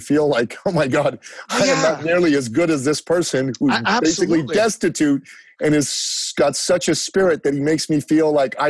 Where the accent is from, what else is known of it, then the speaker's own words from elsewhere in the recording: Iran; first language Persian; English is a second language; also born or lived in Greece; now in Canada; I'm from Iran myself in the Middle East, and I was born there.